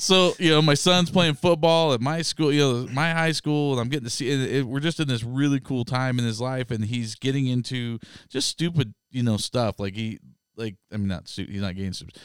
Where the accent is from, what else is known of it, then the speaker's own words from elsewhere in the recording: North Idaho, United States; growing up in North Idaho